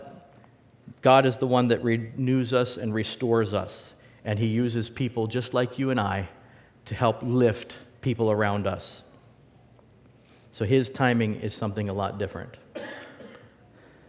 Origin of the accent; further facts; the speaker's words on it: West Coast, United States; now in Wisconsin, United States; I'm from the West Coast